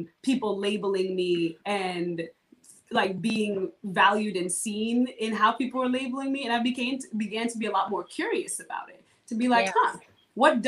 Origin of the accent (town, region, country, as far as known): Kenya; now in New Orleans, United States